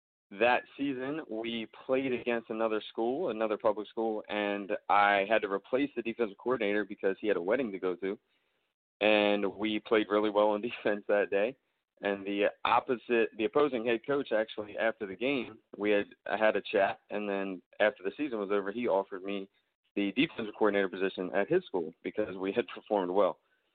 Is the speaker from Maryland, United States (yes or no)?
yes; Baltimore, Maryland, United States; moved away; I am originally from Baltimore, Maryland. I was born and raised there.